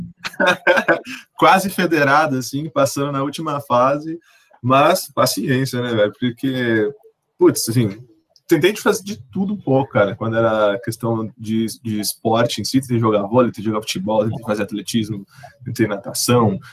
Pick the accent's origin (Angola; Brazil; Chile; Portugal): Brazil; São Paulo; nascido e criado e residente do Jardim Ângela